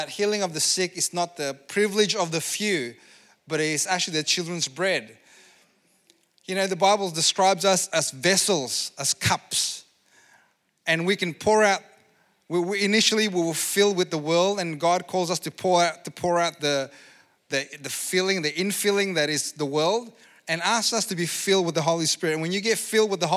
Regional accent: Indonesia; moved away; I come from Indonesia

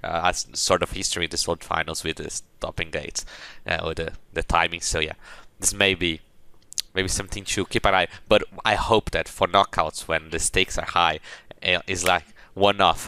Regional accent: Brazil; I'm from Brazil.

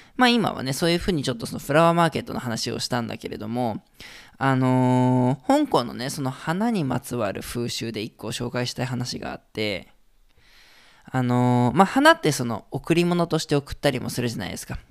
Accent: Hokkaido, Japan; now in Hong Kong; 僕北海道出身だとね

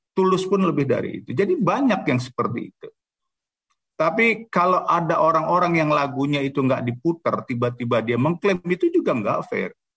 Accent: Jakarta, Indonesia; saya anak Betawi

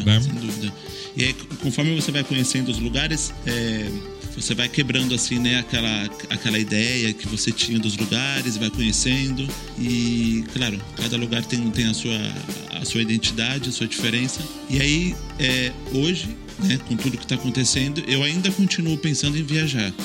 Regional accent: São Paulo, Brazil; moved away as an adult; now in Barcelona, Spain; eu sou de São Paulo, eu tenho 34 anos, eu moro em Barcelona há 10 anos

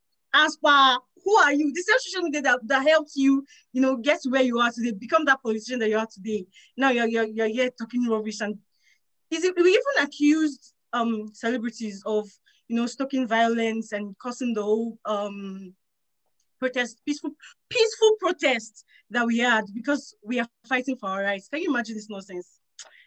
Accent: Delta, Nigeria; I'm Nigerian and I'm from Delta State.

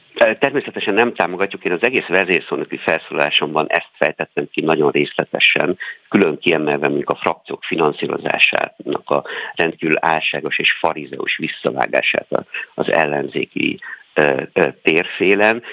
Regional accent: Sopron, Győr-Moson-Sopron, Hungary; én ugye Soproni vagyok, tehát nálunk a határszélen

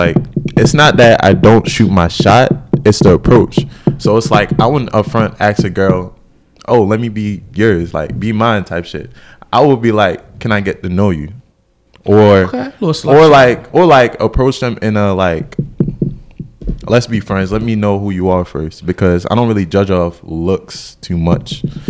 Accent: Saint Mary Parish, Jamaica; now in United States; I'm from Jamaica.

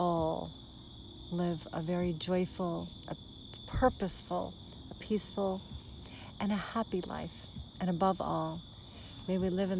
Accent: Sarasota, Florida, United States; my hometown, Sarasota, Florida

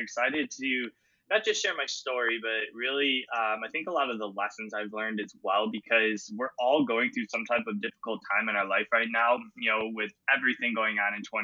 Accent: Cleveland, Ohio, United States; I'm from Cleveland, Ohio

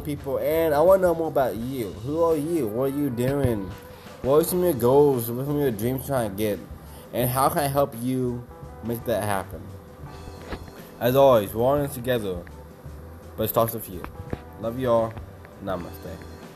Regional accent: Kansas, United States; moved away as an adult; now in Austin, United States; I'm from Kansas. I've been to Austin, Texas now for about five years

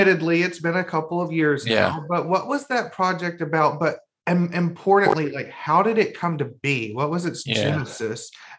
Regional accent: Birmingham, Alabama, United States; moved away; also born or lived in Illinois; I'm from Birmingham.

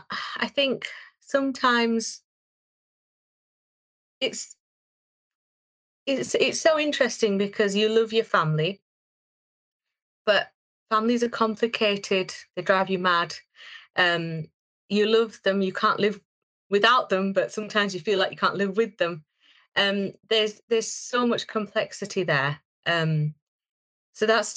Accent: Bradford, Yorkshire and the Humber, United Kingdom; I'm from Bradford

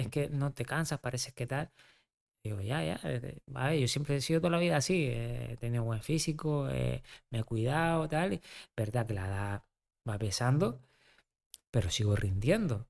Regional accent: Canary Islands, Spain; Yo, que soy canario, estuve 10 años.

